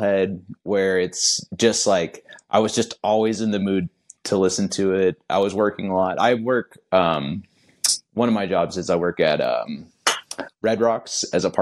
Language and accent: English; Kansas City, United States; I grew up in Kansas City, so which is about as far as you can get from that type of scene